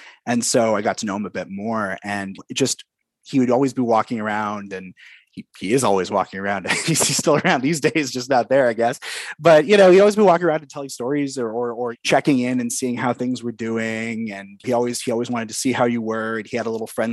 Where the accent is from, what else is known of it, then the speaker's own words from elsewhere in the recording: Vancouver, British Columbia, Canada; growing up in Commercial Drive